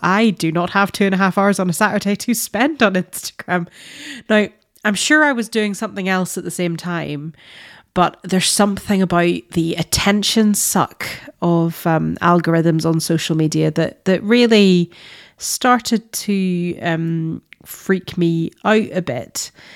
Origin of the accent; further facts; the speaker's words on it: Northern Ireland, United Kingdom; as a Northern Irish person